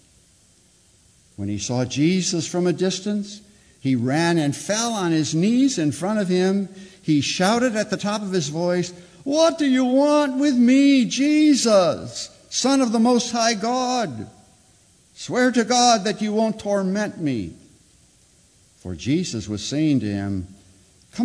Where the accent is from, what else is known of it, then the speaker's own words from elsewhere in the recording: Chicago, Illinois, United States; I'm a Chicagoan from way back